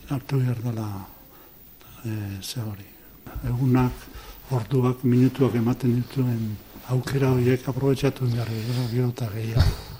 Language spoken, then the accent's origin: Basque; Zarautz, Basque Country, Spain; moved away; also born or lived in Bilbao; ni musika plazan jaio naiz, zauzko musika plazan